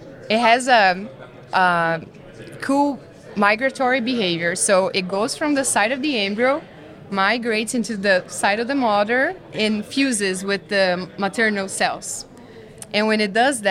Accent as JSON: {"language": "English", "region": "southern Brazil", "country": "Brazil", "moved": "as an adult", "lives_now": "United States", "said": "I'm from Brazil, actually, southern Brazil. Small little town in the west part of my state"}